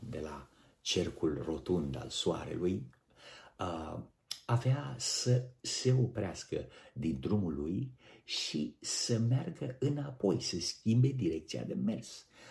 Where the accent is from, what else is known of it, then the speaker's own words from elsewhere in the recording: Romania; Noi, ca români